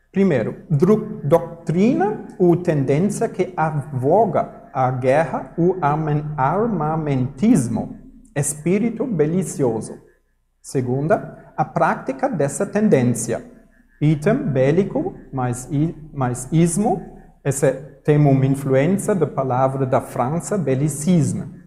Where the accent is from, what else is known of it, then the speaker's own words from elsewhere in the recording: Germany; Portuguese is a second language; now in Brazil; no Brasil, ou eu sou alemão, na Alemanha também